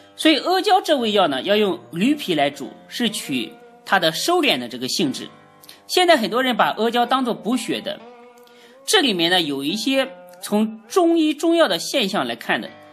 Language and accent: Chinese; China; 所以我们中国人啊，常说要顺毛驴